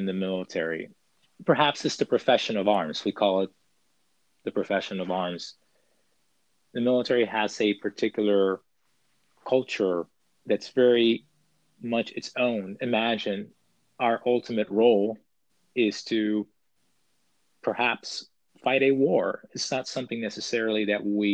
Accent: Puerto Rico; moved away; growing up, I grew up in Puerto Rico

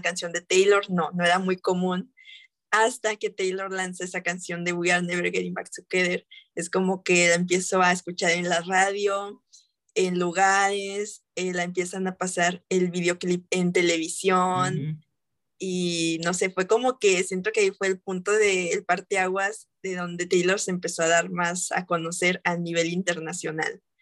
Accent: Mexico; aquí en mi país, México

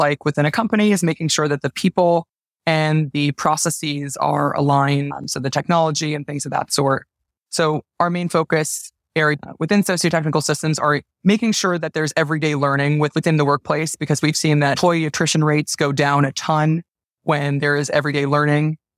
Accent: New Jersey, United States; now in New York City, United States; I'm from New Jersey. I live in New York City

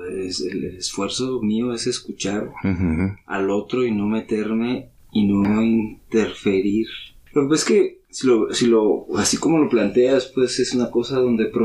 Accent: Tlatelolco, Mexico City, Mexico; born there; Yo nací en Tlatelolco.

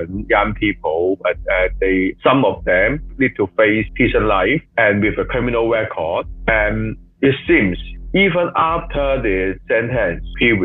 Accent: Hong Kong; I was born in Hong Kong, so I will continue to stay here

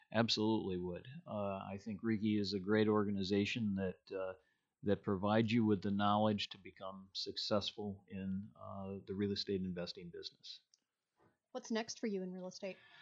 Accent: Illinois, United States; moved away as an adult; also born or lived in Iowa / South Dakota; now in Minnesota, United States; I actually was born and raised in Illinois

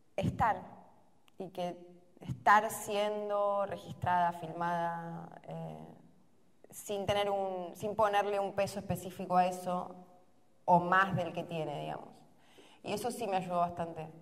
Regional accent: Argentina; Somos igual los argentinos en general

